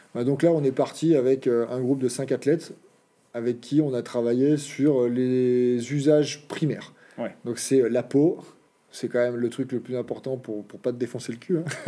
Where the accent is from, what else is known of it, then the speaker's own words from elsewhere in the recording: Auvergne-Rhône-Alpes, France; moved away; also born or lived in French Alps; chez nous, euh, l'activité du samedi-dimanche, euh, c'est le VTT. Donc depuis tout petit, on a toujours été sur nos terrains de jeu.